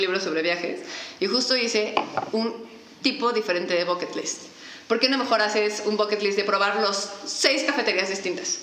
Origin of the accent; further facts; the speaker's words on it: Mexico City, Mexico; La gente que somos de la Ciudad de México somos como que tenemos un tipo